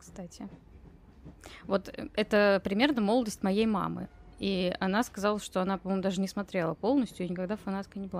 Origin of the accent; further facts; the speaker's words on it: Russia; я из России, а не из Украины